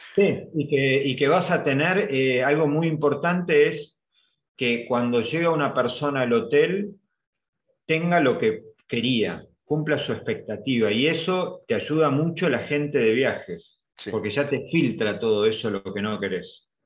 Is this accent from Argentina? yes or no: yes; Argentina; los argentinos